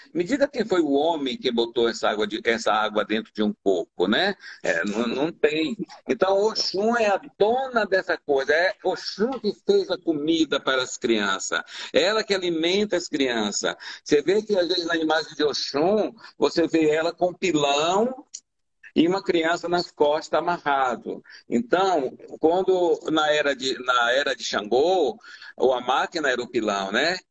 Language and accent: Portuguese; Bahia, Brazil; moved away as an adult